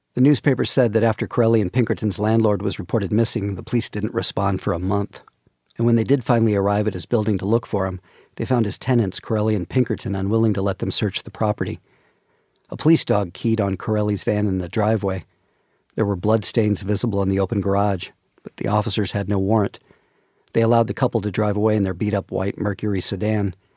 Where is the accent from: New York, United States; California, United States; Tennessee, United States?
California, United States; I'm from California